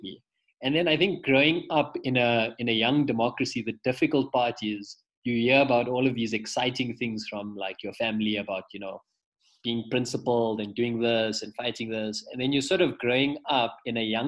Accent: Pretoria, Gauteng, South Africa; I'm actually from Pretoria originally. From a little, it's classified as a township, but it's developed. It's called Lodium.

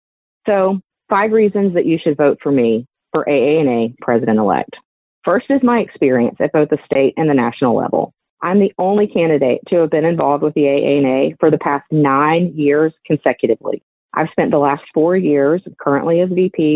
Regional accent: Helena, Alabama, United States; I'm from Helena, Alabama

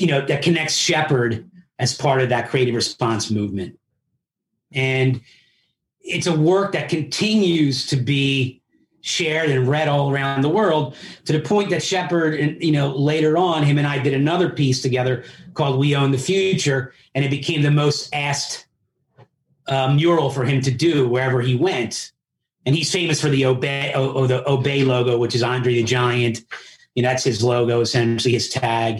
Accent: Philadelphia, Pennsylvania, United States; first language Italian; also born or lived in Italy; I grew up in Philly

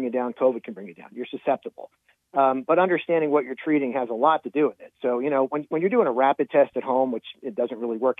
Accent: New Jersey, United States; my home state of New Jersey

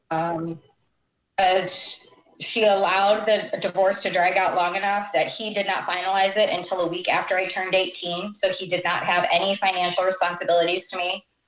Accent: Clarkston, Michigan, United States; moved away as an adult; also born or lived in Pontiac, Michigan / White Lake, Michigan / Washington; I was born in Pontiac, and we lived in White Lake until my brother was born, and then we um, moved ended up in Clarkston

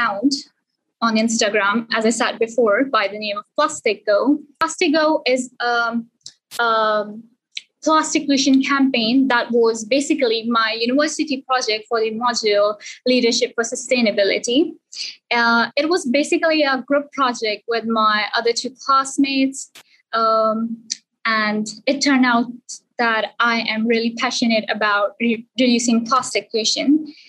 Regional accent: Sialkot, Punjab, Pakistan; moved away as an adult; I'm from Sialkot, Pakistan, and I did my A-levels and GCSE from Sialkot as well

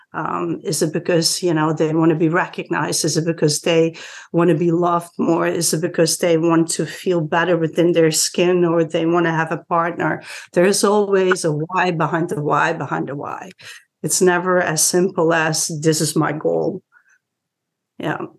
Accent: Netherlands; moved away as an adult; now in Washington, DC area, United States; I'm originally from the Netherlands, but been in this DC area for 26 years here already.

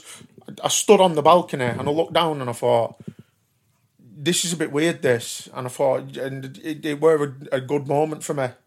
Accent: Burnley, North West England, United Kingdom; I'm a dingle from Burnley

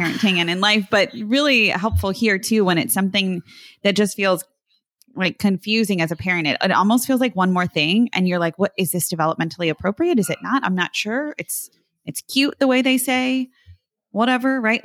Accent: New Jersey, United States; growing up in South Jersey, I'm thinking of how we said water.

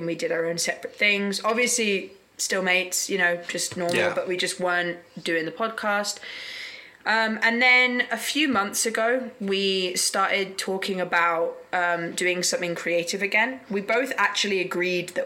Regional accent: United Kingdom; moved away as an adult; now in South Korea; because I'm British, I can extend it for another year

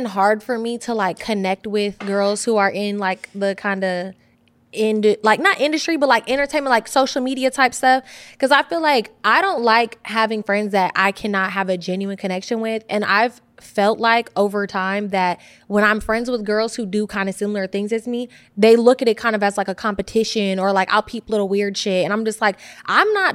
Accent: the Bay Area, California, United States; moved away as an adult; now in Los Angeles, United States; I'm from the Bay. And then my dad is from England

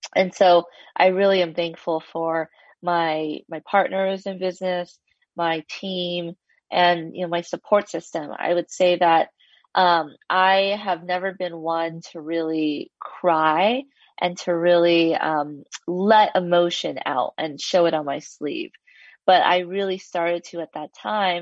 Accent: Los Angeles, California, United States; I grew up in Los Angeles, an Asian American

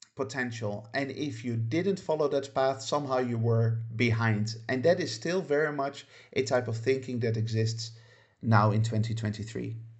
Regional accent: Netherlands; moved away as an adult; also born or lived in United Kingdom; now in Spain; I grew up very much in a Western Judai, Judeo-Christian society, namely the Netherlands, um, where I lived for the first eighteen years of my life.

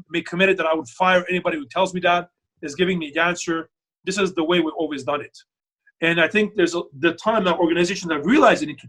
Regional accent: Canada; while I'm from Canada

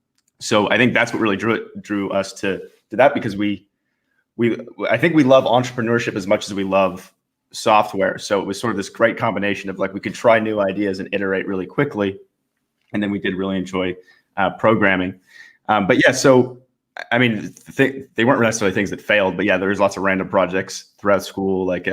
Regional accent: Portland, Oregon, United States; born there; also born or lived in British Columbia; So yeah, I was born in the States, actually. So I was born in Oregon, in Portland, Oregon, and moved around a bit as I grew up.

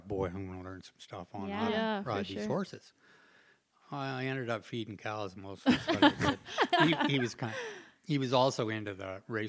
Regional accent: West Coast, United States; I froze to death. You know, I was from the West Coast, remember, you know.

